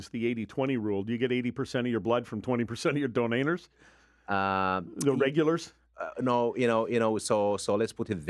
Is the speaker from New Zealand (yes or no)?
no; United Kingdom; now in United States; Uh, I came from Britain in 1980, and I have a nice little certificate from the Red Cross saying I donated 109 times.